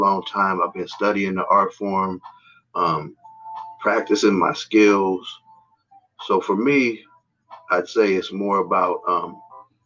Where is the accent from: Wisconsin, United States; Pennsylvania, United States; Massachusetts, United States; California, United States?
California, United States; San Francisco; I'm from San Francisco, California, born and raised, never left.